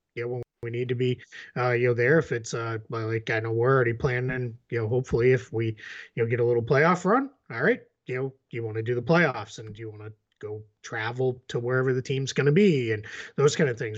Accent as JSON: {"language": "English", "town": "Boston", "region": "Massachusetts", "country": "United States", "accent": "Boston", "said": "my Boston accent"}